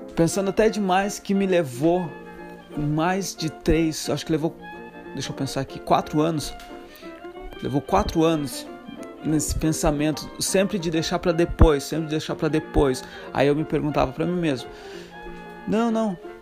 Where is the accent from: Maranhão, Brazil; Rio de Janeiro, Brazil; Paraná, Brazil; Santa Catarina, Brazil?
Santa Catarina, Brazil; moved away as an adult; Sou brasileiro, Santa Catarina, seis anos fora do Brasil